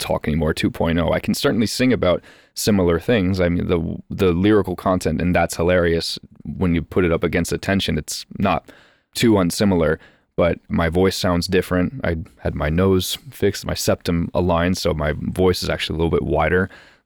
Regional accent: United States

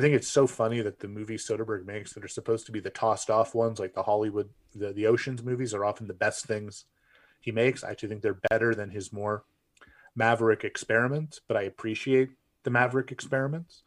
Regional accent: Canada; I'm a Canadian

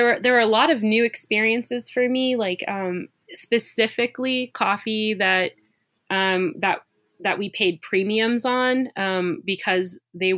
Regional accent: California, United States; moved away; also born or lived in Portland / Oakland; I'm from California

